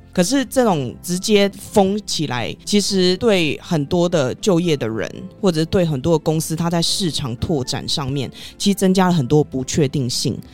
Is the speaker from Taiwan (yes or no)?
yes; Taiwan; 我在台湾也是住那么久了，而且我也是台湾人